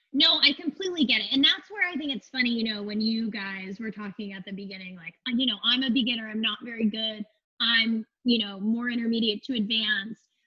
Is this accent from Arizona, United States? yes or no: yes; Phoenix, Arizona, United States; I'm from Phoenix, Arizona. I uh, was like, you know, middle class kid growing up.